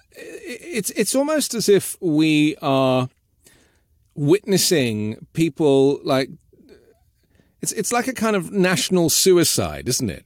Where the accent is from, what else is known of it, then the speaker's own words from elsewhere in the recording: London, United Kingdom; I grew up in London